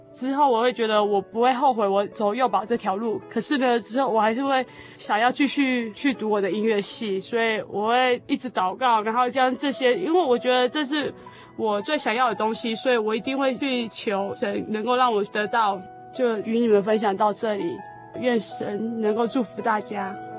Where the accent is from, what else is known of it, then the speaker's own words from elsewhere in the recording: Taichung, Taiwan; 我是来自台中的